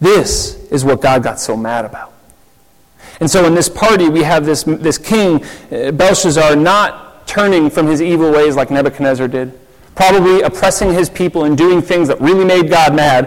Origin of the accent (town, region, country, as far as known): United States; now in Zurich, Switzerland